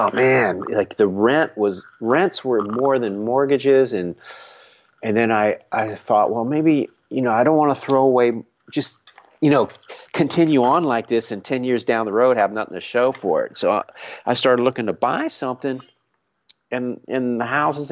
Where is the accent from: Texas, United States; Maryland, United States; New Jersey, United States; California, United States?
Maryland, United States; Frederick; moved away as an adult; also born or lived in Los Angeles; I grew up in Frederick, but I initially left Maryland because I couldn't stand the seasons anymore